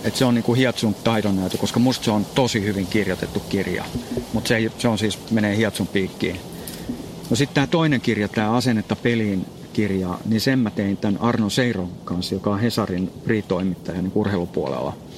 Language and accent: Finnish; Espoo, Uusimaa, Finland; kotona täällä Espoossa